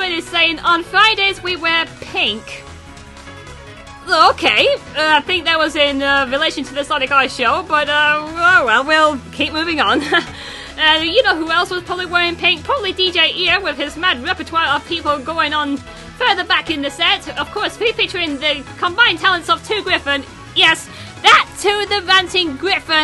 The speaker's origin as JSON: {"language": "English", "area": "near the Scottish border", "region": "the north of England", "country": "United Kingdom", "said": "I'm not from Scotland, but I'm not too far from the border"}